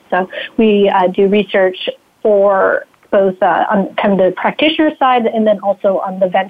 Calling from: Redwood City, California, United States; So today I am calling in from the Bay Area, so in the Redwood City area.

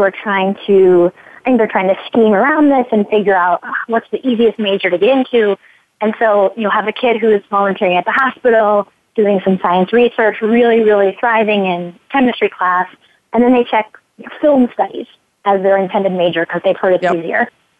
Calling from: California, United States; I'm calling you from California

